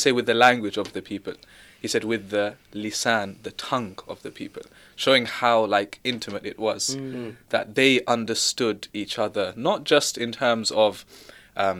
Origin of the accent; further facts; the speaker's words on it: London, United Kingdom; I'm from London